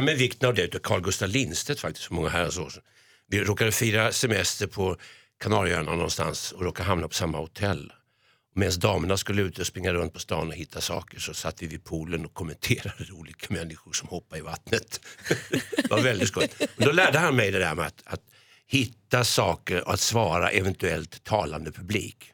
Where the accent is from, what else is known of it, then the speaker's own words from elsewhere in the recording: Stockholm, Stockholm County, Sweden; som barn bodde jag på Skånegatan